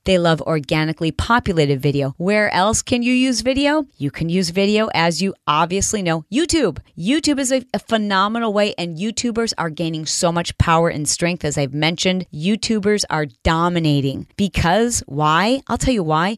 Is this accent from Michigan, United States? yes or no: yes; Detroit, Michigan, United States; I'm from Detroit